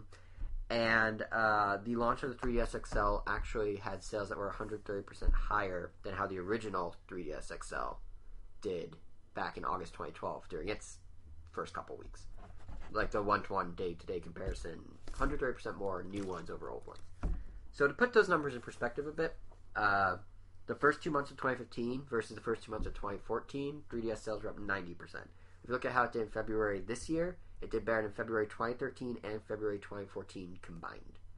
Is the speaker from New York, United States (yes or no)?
no; Montana, United States; I did grow up in Montana